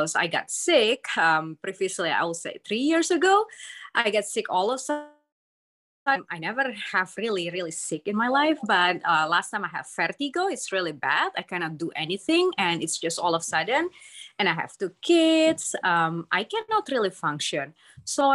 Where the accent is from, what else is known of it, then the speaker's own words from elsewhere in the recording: Indonesia; moved away; I came from Indonesia